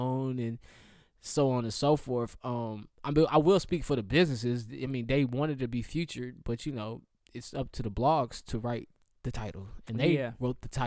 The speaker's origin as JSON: {"language": "English", "town": "Charlotte", "region": "North Carolina", "country": "United States", "tie": "born or raised there", "said": "growing up in Charlotte"}